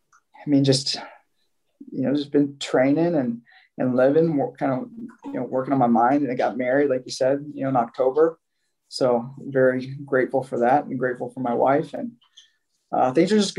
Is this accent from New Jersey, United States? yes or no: no; Southwest Iowa, United States; moved away as an adult; also born or lived in Southeast Nebraska; now in Pennsylvania, United States; I spent my whole life in Iowa, you know, grew up in Southwest Iowa, crossed the river to go to high school